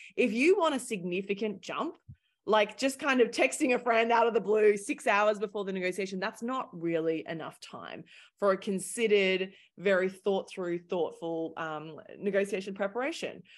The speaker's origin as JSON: {"language": "English", "country": "Australia", "also_born_or_lived": "London", "accent": "thick Australian", "moved": "as an adult", "lives_now": "New York City, United States", "said": "Originally, I'm Australian, hence my thick accent"}